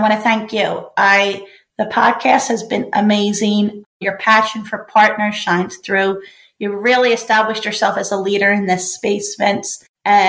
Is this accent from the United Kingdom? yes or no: yes; Belfast, Northern Ireland, United Kingdom; it's about a kid who lives in Belfast, and that's where I was born